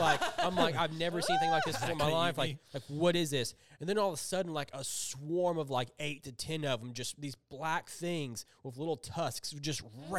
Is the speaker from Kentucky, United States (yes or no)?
yes; Kentucky, United States; I'm from Kentucky